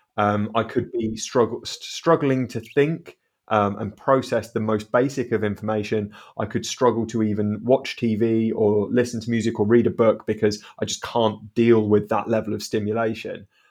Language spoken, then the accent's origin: English; South Devon, South West England, United Kingdom; also born or lived in Southampton; I've always grown up in South Devon